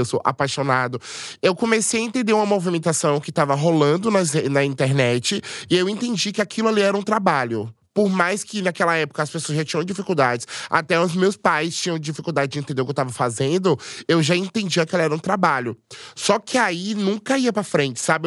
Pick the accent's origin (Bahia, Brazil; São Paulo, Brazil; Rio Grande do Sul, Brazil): Bahia, Brazil; Salvador; Eu sou de Salvador, tenho 31 anos